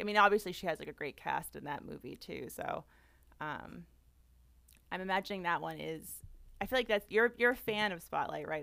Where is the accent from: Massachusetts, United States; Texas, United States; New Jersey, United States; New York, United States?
Massachusetts, United States; Boston; I'm from the Boston area